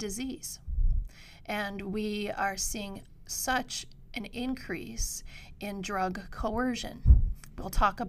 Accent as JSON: {"language": "English", "town": "Painesdale", "region": "Michigan", "country": "United States", "tie": "born or raised there", "also_born_or_lived": "L'Anse, Michigan", "said": "I was born in Launce, raised in Painesdale. I'm a copper miner daughter"}